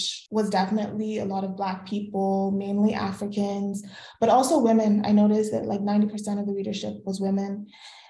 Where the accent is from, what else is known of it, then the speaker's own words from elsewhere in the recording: New York City, New York, United States; also born or lived in Lagos, Nigeria; now in Montreal, Canada; I'm from Lagos, but I grew up in New York City, and now I live in Montreal, Canada